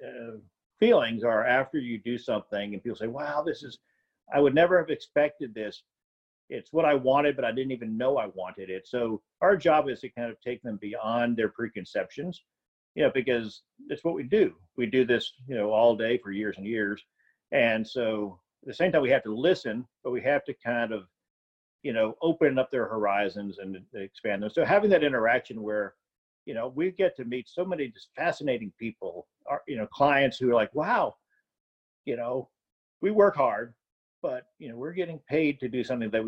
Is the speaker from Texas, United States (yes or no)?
yes; Houston, Texas, United States; also born or lived in New Orleans, Louisiana; I was born in New Orleans, but then we lived in Houston in the suburbs, actually.